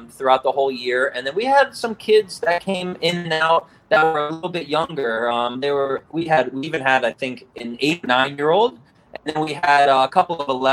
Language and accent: English; Coral Springs, Florida, United States; I was a youngster growing up in Coral Springs in elementary school